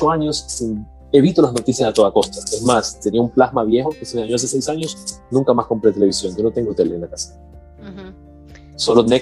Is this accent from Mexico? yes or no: no; Guatemala; Cuando tú eres de Guatemala, y porque soy guatemalteco, tengo que pensar así, no.